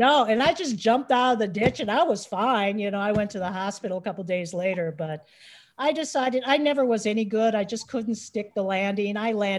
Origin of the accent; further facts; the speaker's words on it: Lakeville, United States; I was born and raised in Lakeville